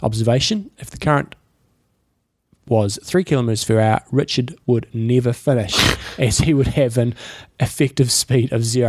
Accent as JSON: {"language": "English", "region": "Scotland", "country": "United Kingdom", "tie": "born or raised there", "moved": "yes", "lives_now": "Singapore", "said": "I grew up in Scotland, what's a swimming pool? And live in Singapore where there's always a current and the sea swims."}